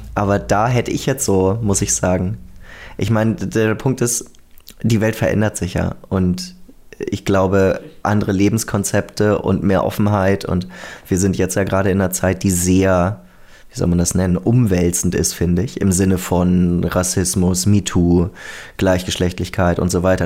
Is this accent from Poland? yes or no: no; Germany; now in Austria; dass ich als Deutscher in einem progressiveren Land gelandet bin.